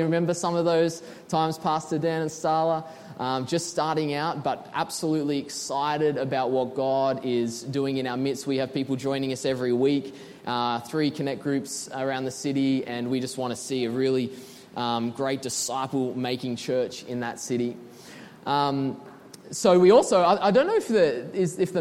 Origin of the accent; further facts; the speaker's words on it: Sydney, New South Wales, Australia; moved away; We are from Sydney, Australia